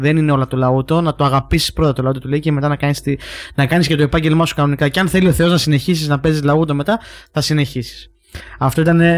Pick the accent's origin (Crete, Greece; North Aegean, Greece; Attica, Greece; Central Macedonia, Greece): Crete, Greece; Heraklion; now in Athens, Greece; εμεί είμαστε από το Ηράκλειο